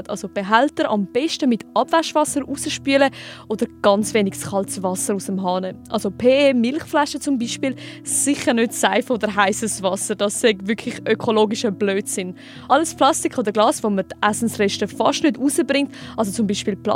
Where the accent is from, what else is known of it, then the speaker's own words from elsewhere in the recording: Switzerland; bei uns in der Schweiz